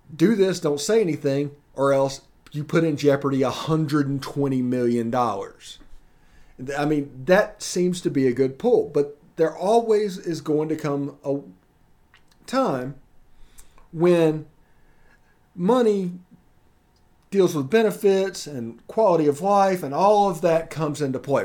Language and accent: English; Mississippi, United States; I'm from Mississippi